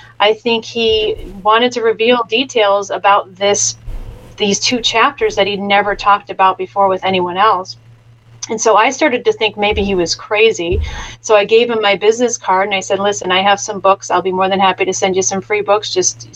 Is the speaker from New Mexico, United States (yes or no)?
no; Chicago, Illinois, United States; I was raised in the Midwest in the southern Chicago area